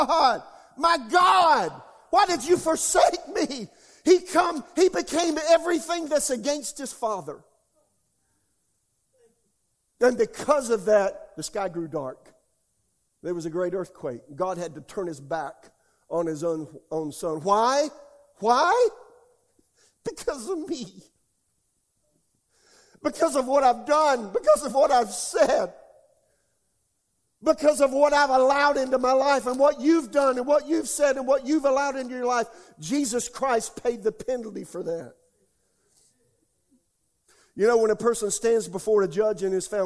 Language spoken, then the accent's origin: English; United States